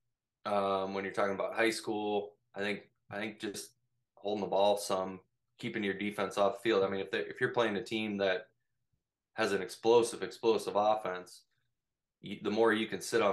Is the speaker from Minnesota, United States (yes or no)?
yes; Minnesota, United States; The small town I grew up in Minnesota is actually a 9-man football town.